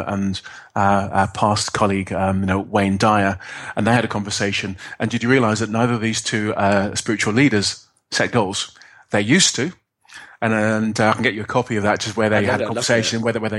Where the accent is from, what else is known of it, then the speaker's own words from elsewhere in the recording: Birmingham, West Midlands, United Kingdom; I'm a guy from inner city in Birmingham